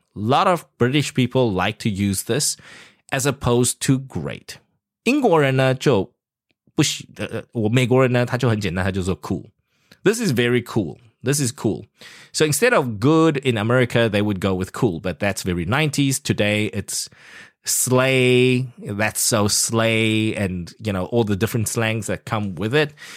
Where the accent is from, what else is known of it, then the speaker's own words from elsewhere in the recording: South Africa; now in Taiwan; I grew up in South Africa